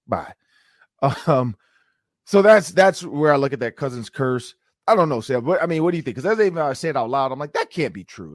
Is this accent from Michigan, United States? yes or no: yes; Detroit, Michigan, United States; moved away as an adult; now in Minnesota, United States; I'm from Detroit